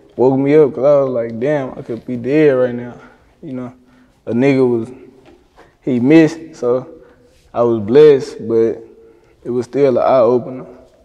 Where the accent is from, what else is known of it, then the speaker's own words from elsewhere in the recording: Little Rock, Arkansas, United States; Yeah, I grew up in Green Mill.